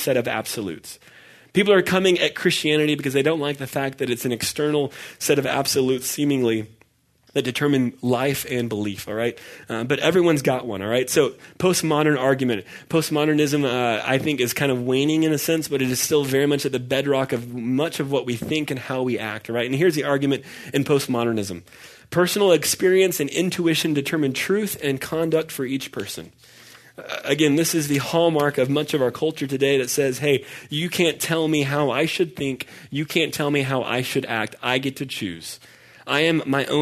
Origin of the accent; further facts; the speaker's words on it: Dallas, Texas, United States; I grew up in Dallas, which is why I'm a Dallas Cowboys fan